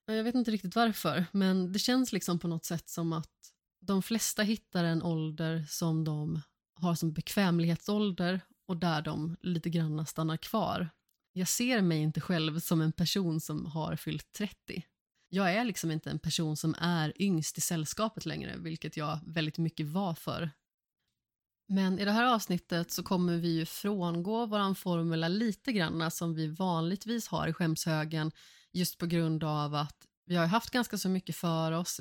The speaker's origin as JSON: {"language": "Swedish", "town": "Vårgårda", "region": "Västra Götaland", "country": "Sweden", "tie": "born or raised there", "also_born_or_lived": "Allingsås", "said": "jag är uppvuxen i Vårgårda och Allingsås"}